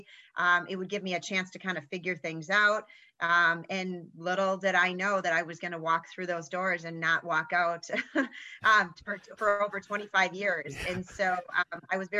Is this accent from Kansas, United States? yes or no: no; Fond du Lac, Wisconsin, United States; where I grew up in Fond du Lac, Wisconsin